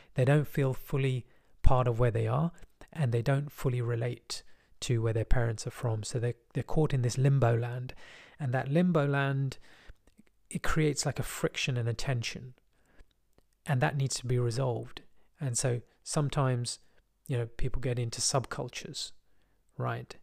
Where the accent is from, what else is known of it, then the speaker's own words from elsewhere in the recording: London, United Kingdom; I was from West London